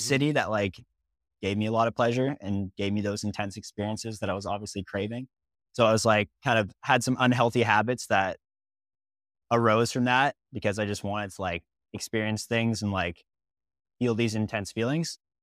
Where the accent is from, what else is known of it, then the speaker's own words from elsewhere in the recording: Kitchener, Ontario, Canada; I grew up in Ontario, like Kitchener, Ontario